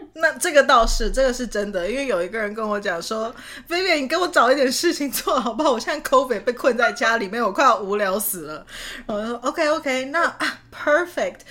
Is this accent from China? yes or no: no; Canada; moved away as an adult; also born or lived in Taiwan / Utah / New York / Japan; 其实我是在台湾生的，但是我是在加拿大长大的